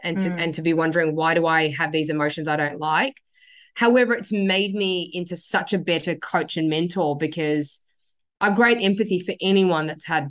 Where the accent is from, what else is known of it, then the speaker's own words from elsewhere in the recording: Sydney, New South Wales, Australia; I was born in Sydney. My dad migrated here in 1975. I was born in 1976